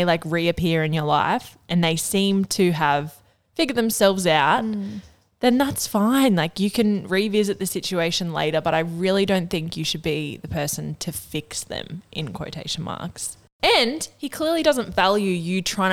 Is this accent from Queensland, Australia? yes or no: no; Northern Rivers, New South Wales, Australia; we're from the Northern Rivers